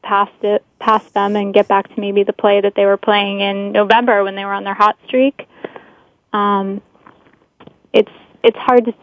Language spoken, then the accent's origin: English; Boston, Massachusetts, United States; I'm from Boston